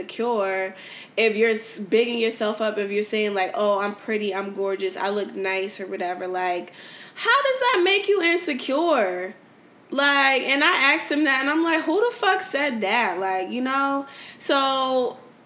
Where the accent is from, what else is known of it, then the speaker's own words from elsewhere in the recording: New Haven, Connecticut, United States; moved away as an adult; now in Houston, United States; I'm from New Haven, Connecticut